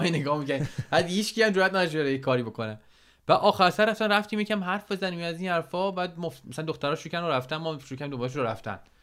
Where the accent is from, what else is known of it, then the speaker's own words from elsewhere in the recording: Iran; moved away as an adult; هر دوتامون 10 یازده ساله که از ایران اومدیم بیرون